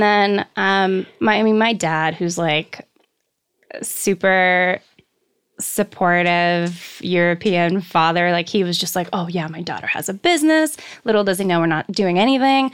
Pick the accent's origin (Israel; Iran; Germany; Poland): Poland; also born or lived in Canada; now in Los Angeles, United States; I come from Poland